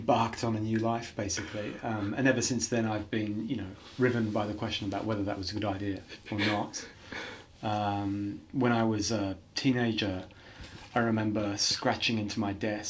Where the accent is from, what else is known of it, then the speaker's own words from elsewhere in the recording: Australia; also born or lived in England; I was born in England. And we emigrated to Australia when I was 7 years old